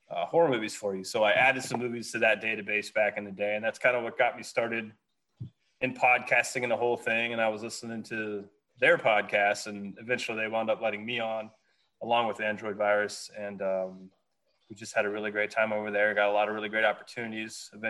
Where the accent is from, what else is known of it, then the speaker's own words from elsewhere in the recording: West Virginia, United States; moved away; I'm originally from West Virginia